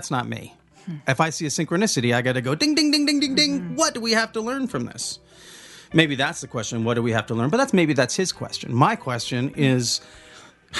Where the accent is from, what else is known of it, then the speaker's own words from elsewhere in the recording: the Northwest, Pacific Northwest, United States; we're from the Northwest